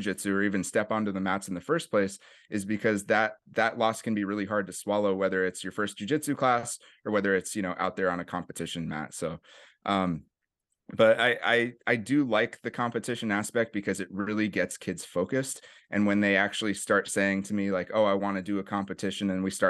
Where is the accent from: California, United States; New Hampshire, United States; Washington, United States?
California, United States; Berkeley; I grew up in the East Bay area, went to school for middle school and high school in Berkeley.